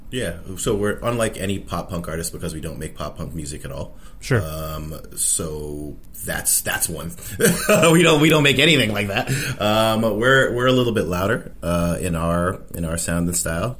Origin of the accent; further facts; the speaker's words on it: Toronto, Ontario, Canada; I've been here all my life. Uh, I was born and raised. I grew up pretty much down the street